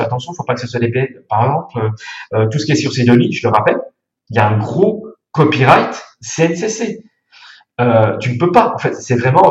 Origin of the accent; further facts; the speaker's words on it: Burgundy, Bourgogne-Franche-Comté, France; moved away; Je suis bourguignon. Je viens du Morvan